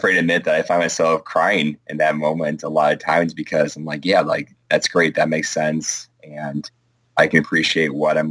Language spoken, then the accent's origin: English; suburb of Milwaukee, Wisconsin, United States; My hometown, about, it's a suburb of Milwaukee, but it's about 30,000 people in the south.